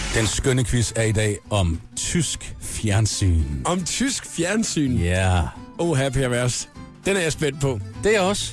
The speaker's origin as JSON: {"language": "Danish", "town": "Gram", "region": "Southern Denmark", "country": "Denmark", "tie": "born or raised there", "moved": "yes", "said": "jeg er jo ligesom øh, vokset op i den sydlige del af Danmark"}